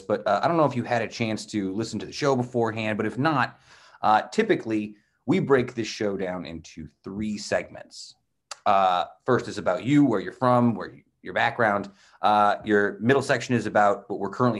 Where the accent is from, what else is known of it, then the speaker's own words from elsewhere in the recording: Utica, New York, United States; I grew up in Utica, so I went to like the largest public school in the county.